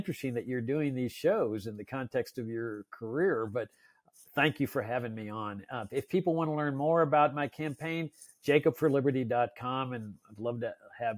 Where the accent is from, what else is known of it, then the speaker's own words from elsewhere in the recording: Texas, United States; No, I was conflicted because my team when I was a kid was the Astros.